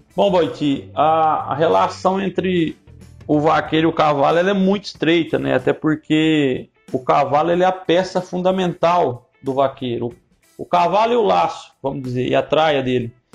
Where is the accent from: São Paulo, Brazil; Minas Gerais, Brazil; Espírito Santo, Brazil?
Minas Gerais, Brazil; moved away as an adult; now in Mato Grosso, Brazil; Eu sou mineiro